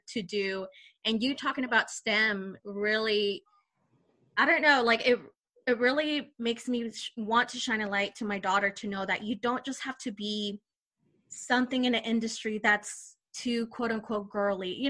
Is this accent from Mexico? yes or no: yes; Mexico; moved away; I was born in Mexico